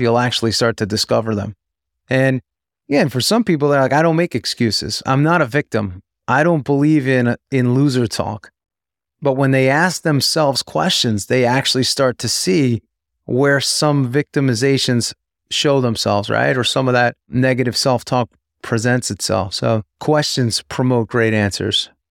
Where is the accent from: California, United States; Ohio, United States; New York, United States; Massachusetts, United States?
New York, United States; moved away as an adult; also born or lived in Tampa, Florida; growing up in New York, I was always a big Yankee fan